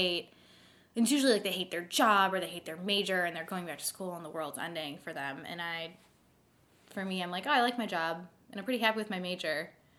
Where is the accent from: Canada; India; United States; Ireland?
United States; Chicago, Illinois; moved away as an adult; now in Beaver Dam, United States; I'm white from the North Shore of Chicago, which is like the least diverse place on planet Earth